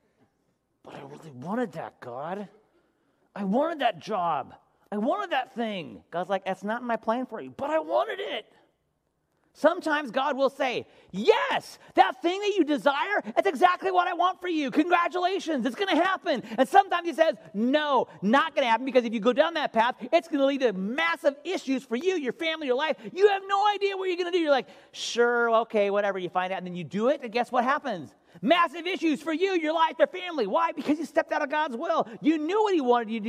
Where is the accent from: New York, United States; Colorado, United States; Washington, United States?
Washington, United States; moved away as an adult; now in Ventura, United States; I'm from Washington